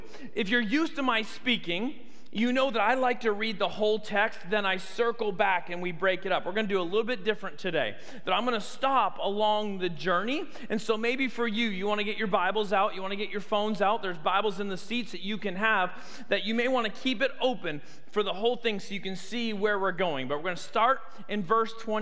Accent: Canada; moved away as an adult; also born or lived in United States; now in Tuscaloosa, United States; I grew up in Canada. I am a Canadian citizen

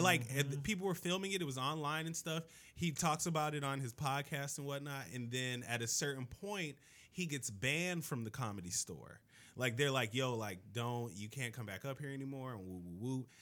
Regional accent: Miami, Florida, United States; I grew up in Miami

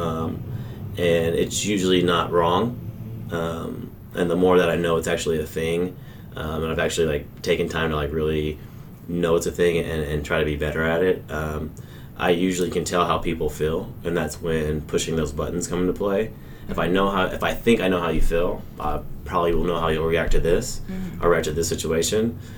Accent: Colleyville, Texas, United States; I grew up in Colleyville

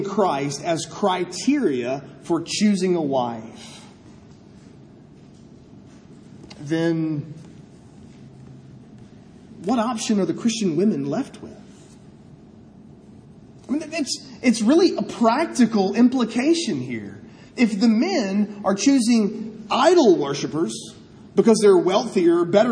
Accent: United States; I'm an American.

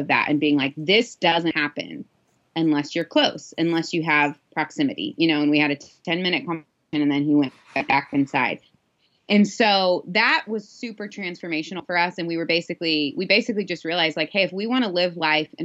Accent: Midwest, United States; moved away; Growing up in the Midwest, where we drove 30 minutes everywhere

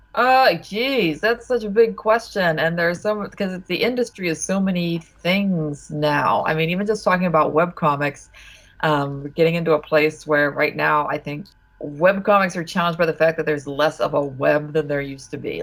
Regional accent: Ohio, United States; moved away; also born or lived in Pittsburgh, Pennsylvania / Vassar, New York; I mostly grew up in Ohio

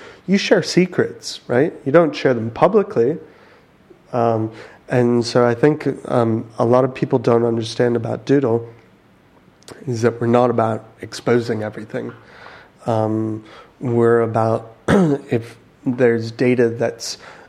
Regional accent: United States; moved away; I'm American.

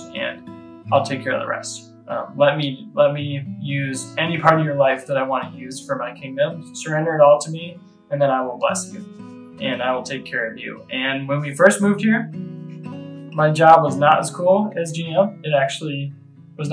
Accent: Michigan, United States; I grew up in Michigan, was born and raised in Michigan, went to the University of Michigan

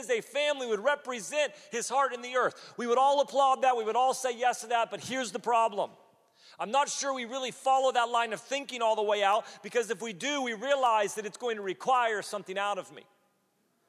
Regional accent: United States; as an American

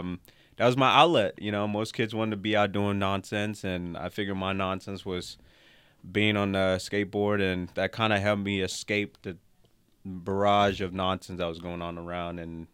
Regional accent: Monrovia, Montserrado, Liberia; Yes, I'm from West Africa originally, Liberia, Monrovia. So shout out to our Liberians out there.

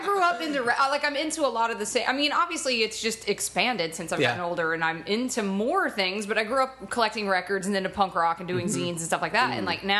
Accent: Atlanta, Georgia, United States; now in Los Angeles, United States; I am from Atlanta, Georgia, originally.

